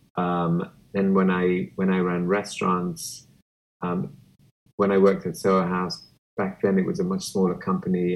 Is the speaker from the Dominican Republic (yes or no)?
no; Kenya; now in United States; growing up in Kenya